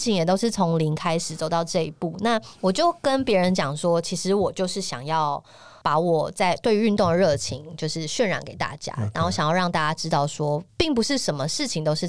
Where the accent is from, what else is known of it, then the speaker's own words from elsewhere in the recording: Tainan, Taiwan; 我在台南长大